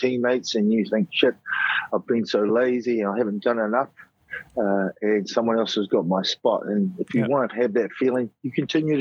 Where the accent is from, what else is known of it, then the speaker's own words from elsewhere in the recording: Nelson, New Zealand; also born or lived in Christchurch; We run a club here in my hometown of Nelson